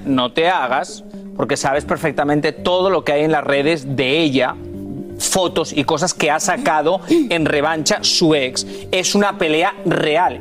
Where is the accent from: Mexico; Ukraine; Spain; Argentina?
Spain; born or raised there